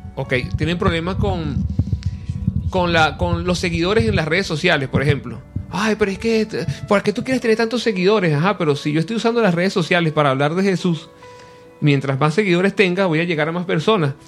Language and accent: Spanish; Venezuela; estoy regresando a mi tierra, Venezuela